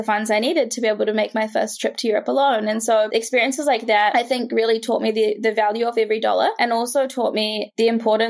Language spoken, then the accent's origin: English; New Zealand; growing up in New Zealand